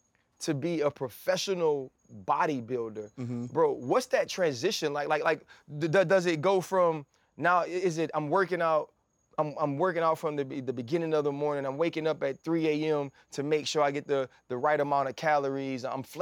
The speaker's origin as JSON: {"language": "English", "town": "New Orleans", "region": "Louisiana", "country": "United States", "tie": "born or raised there", "said": "I grew up in New Orleans."}